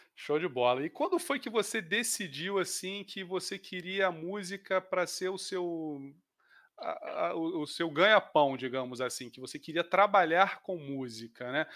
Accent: Rio de Janeiro, Brazil; minha família também é mineira, apesar de eu ser carioca

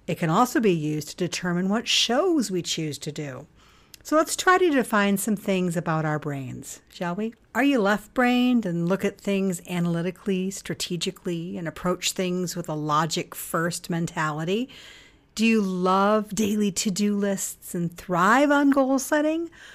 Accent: United States; us Americans

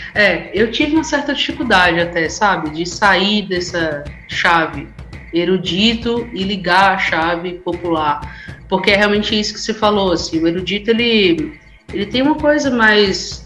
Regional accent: Recife, Pernambuco, Brazil; moved away as an adult; eu sou natural de Recife. Faz, esse ano, faz exatamente 10 anos que eu saí de lá

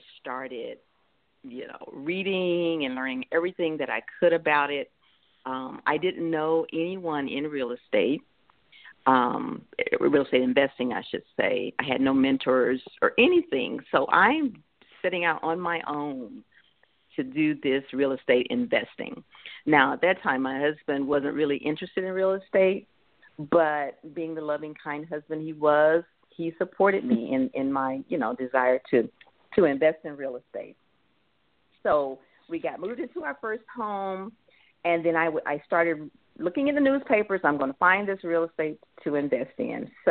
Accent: Mississippi, United States; moved away as an adult; now in Des Moines, United States; I grew up in Mississippi in the country, poor

